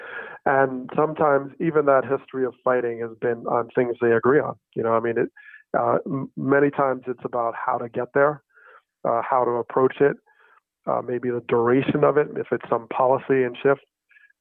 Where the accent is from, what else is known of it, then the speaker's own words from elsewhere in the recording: New Jersey, United States; I grew up in New Jersey